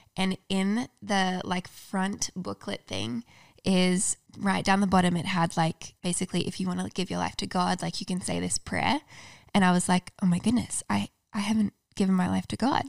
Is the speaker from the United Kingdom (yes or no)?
no; Australia; moved away as an adult; now in United States; I'm from Australia